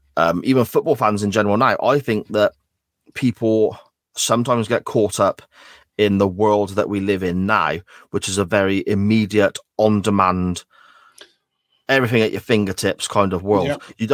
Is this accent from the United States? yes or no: no; England, United Kingdom; I'm from the Midlands, and a lot of people I know enjoy dressing up like those people.